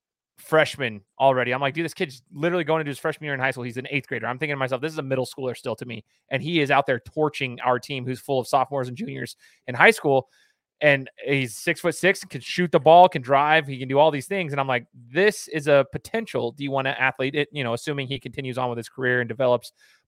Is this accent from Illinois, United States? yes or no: no; Idaho, United States; I born and raised in Idaho